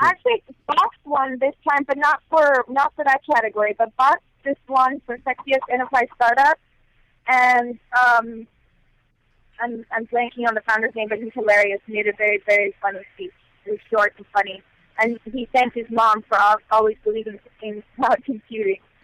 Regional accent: Los Angeles, California, United States; moved away as an adult; also born or lived in Bay Area; now in San Francisco Bay Area, United States; I'm from Los Angeles, so I've been in the Bay Area six months

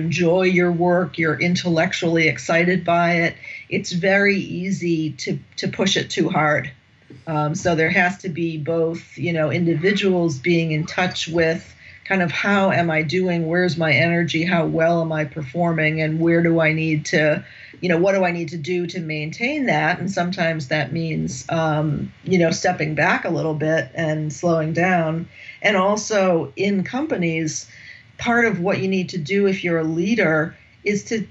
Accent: United States; accent: American; moved away as an adult; now in France; I'm American, as you can tell from my accent. I've been living in France since 2009

